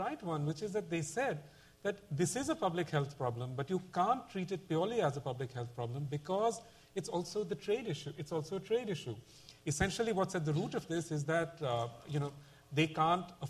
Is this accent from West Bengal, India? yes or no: yes; Kolkata, West Bengal, India; my hometown, you know, Calcutta